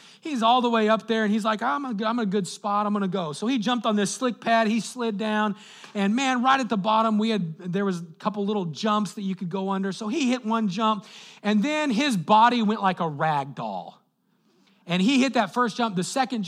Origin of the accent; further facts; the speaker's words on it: Colorado, United States; moved away; I grew up in Colorado.